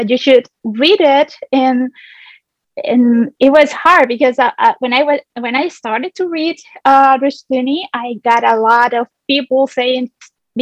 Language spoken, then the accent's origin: English; Chile; English is a second language; I'm from Chile. I'm from South America. I'm an English teacher.